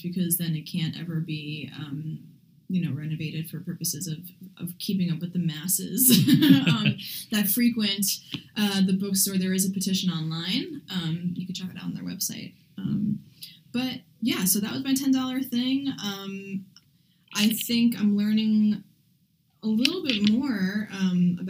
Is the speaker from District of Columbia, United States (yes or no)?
no; New York City, New York, United States; it's my hometown, you know, Shaolin